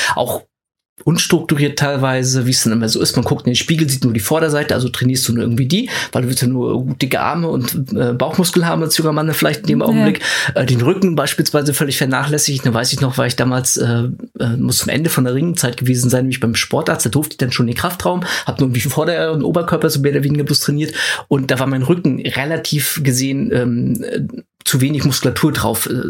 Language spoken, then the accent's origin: German; Schwerin, Mecklenburg-Vorpommern, Germany; moved away; ich komme aus Schwerin ganz ursprünglich